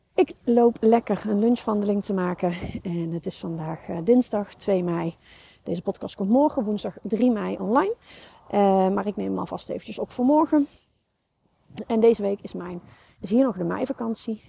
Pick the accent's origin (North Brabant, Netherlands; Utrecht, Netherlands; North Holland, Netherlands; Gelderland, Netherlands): North Brabant, Netherlands; bij ons in Brabant.